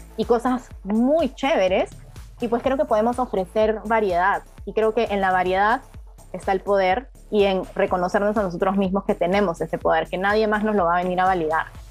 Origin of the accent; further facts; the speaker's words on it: Peru; yo como peruana